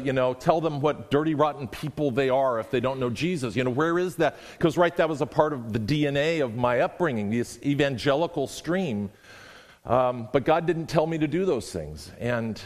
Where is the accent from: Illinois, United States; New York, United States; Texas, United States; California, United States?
California, United States; moved away as an adult; now in Washington, United States; Raised in the Southern Baptist Church in California